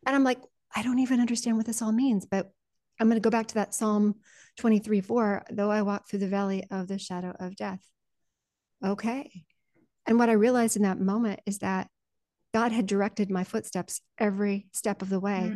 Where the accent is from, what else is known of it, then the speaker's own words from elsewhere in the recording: Colorado, United States; also born or lived in Panama Canal Zone; I'm also a Colorado farm girl, and I was born in the Panama Canal Zone